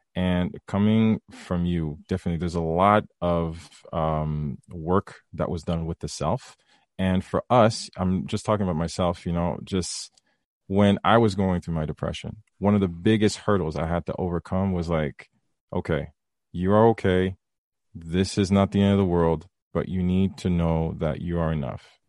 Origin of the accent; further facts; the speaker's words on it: Haiti; I was raised in the Caribbean, raised Haitian